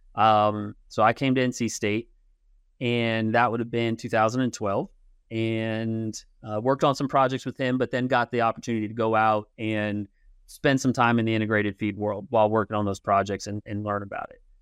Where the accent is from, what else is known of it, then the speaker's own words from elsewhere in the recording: Kansas City, Missouri, United States; also born or lived in Manhattan, Kansas / Pennsylvania; I was born in Manhattan.